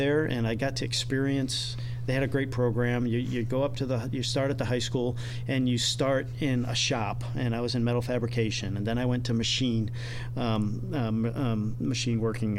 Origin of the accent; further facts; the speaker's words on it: Randolph, Massachusetts, United States; moved away as an adult; also born or lived in Attleboro, Massachusetts / Bangor, Maine; I was pretty much Massachusetts. I was born in Attleboro, Massachusetts